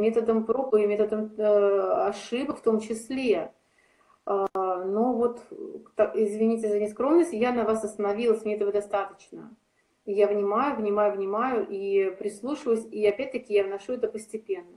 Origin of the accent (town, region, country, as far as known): Saint Petersburg, Russia